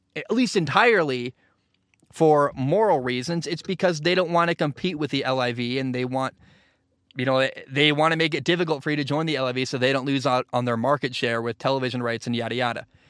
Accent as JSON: {"language": "English", "region": "Oregon", "country": "United States", "tie": "born or raised there", "also_born_or_lived": "Washington", "said": "I grew up in Oregon"}